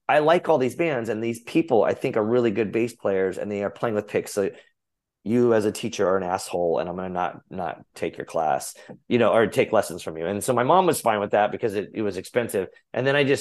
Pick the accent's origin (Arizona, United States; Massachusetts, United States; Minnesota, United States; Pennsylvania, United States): Arizona, United States; I grew up in Arizona